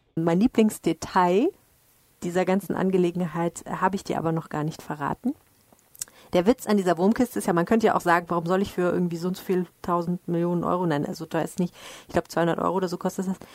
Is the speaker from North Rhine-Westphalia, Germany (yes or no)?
yes; Dortmund, North Rhine-Westphalia, Germany; now in Düsseldorf, Germany; ich komme ja aus Dortmund